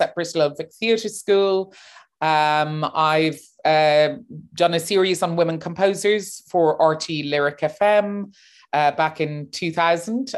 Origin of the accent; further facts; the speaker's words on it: Cork, Munster, Ireland; moved away as an adult; also born or lived in New York, United States / London, United Kingdom; now in Berlin, Germany; And I was born in New York, grew up in Cork